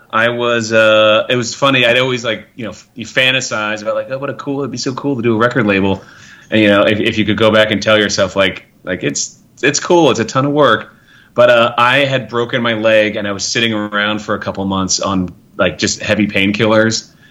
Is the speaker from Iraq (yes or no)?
no; Australia; people knew I was from Australia